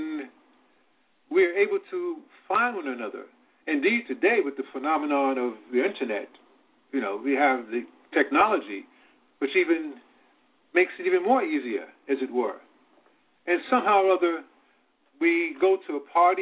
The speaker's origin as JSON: {"language": "English", "region": "Virginia", "country": "United States", "tie": "born or raised there", "moved": "yes", "lives_now": "New York City, United States", "said": "I was born in Virginia"}